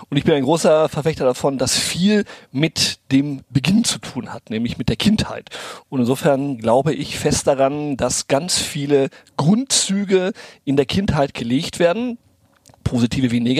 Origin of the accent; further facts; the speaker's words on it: Brazil; Sicherheit von meinen Eltern mit nicht nur in die Wiege, sondern auch ins Spielzimmer nach Brasilien, wo ich aufgewachsen bin, äh, gelegt ähm, bekommen.